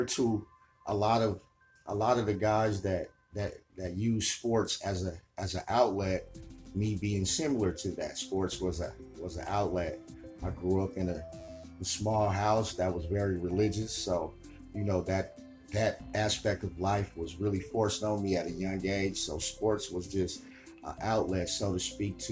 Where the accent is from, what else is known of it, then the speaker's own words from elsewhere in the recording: Pittsburg, California, United States; From a little town called Pittsburgh, California, about 20-30 minutes away from Oakland